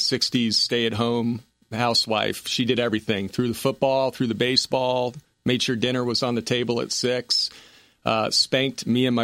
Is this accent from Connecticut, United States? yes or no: yes; Connecticut, United States; born there; also born or lived in Rhode Island / Louisiana / Seattle; Well, military brat. Father was in the Coast Guard, graduated from Coast Guard Academy, born in Connecticut, lived in Rhode Island, Louisiana, Seattle, back to Connecticut.